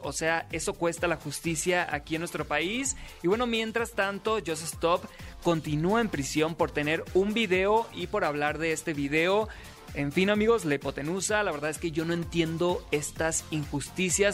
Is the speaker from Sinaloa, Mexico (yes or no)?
yes; Sinaloa, Mexico; yo también soy de Sinaloa